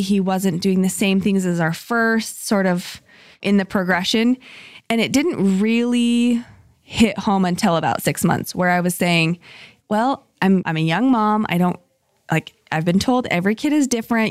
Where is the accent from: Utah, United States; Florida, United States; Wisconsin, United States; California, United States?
Utah, United States; Salt Lake City; moved away as an adult; also born or lived in Boise, Idaho; I grew up in Salt Lake City